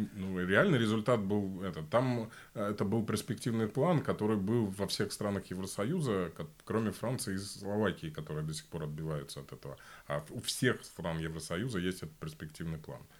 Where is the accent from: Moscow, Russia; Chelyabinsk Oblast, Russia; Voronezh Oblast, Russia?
Voronezh Oblast, Russia; moved away as an adult; now in Berlin, Germany; Я жил э, большую часть своей жизни 40 километров от одной атомной станции